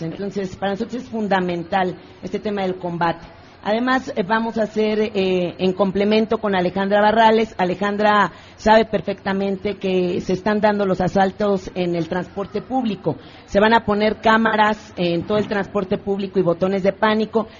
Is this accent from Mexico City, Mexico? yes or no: yes; Mexico City, Mexico; nací en Iztapalapa, en el pueblo de San Lorenzo Tezonco